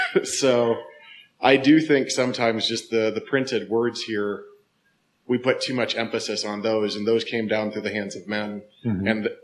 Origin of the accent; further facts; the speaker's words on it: the Bible Belt, United States; I grew up in the Bible Belt, and it was Father, Son, and the Holy Bible.